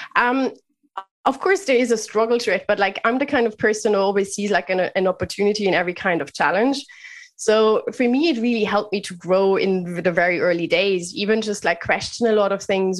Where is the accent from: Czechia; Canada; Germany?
Germany; Bavaria; moved away as an adult; also born or lived in United Kingdom / Netherlands / France; now in Dublin, Ireland; Germany is where I grew up in lovely Bavaria